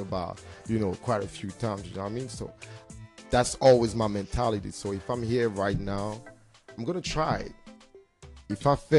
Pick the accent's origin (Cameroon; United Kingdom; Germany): Cameroon; now in United States; I'm from Cameroon.